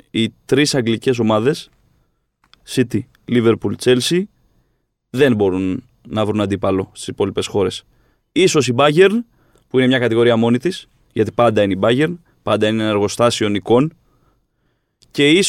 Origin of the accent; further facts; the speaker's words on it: Corfu, Ionian Islands, Greece; εκεί που μεγάλωσα.